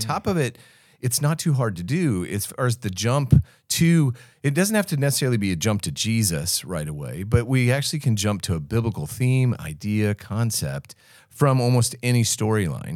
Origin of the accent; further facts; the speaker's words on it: United States; accent: American; now in Australia; I still sound very American